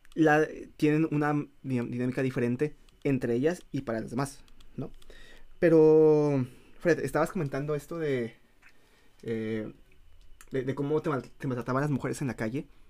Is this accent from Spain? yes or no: no; Mexico; moved away; siendo mexicanos